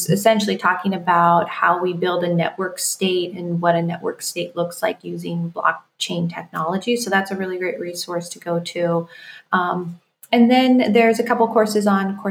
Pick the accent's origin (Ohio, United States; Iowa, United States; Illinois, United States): Iowa, United States; moved away; I grew up in Iowa